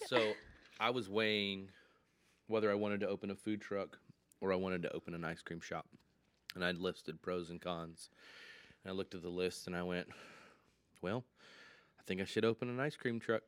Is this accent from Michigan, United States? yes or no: yes; Michigan, United States; now in Lynchburg, United States; I'm originally from Michigan